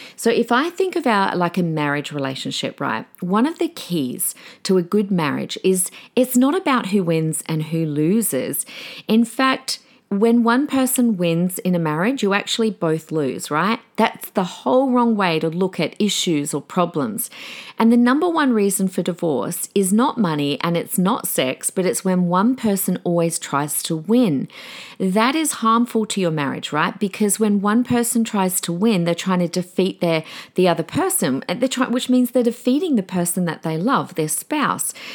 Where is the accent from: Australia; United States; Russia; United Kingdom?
Australia; also born or lived in Adelaide; now in Brisbane, Australia; decades of being an Australian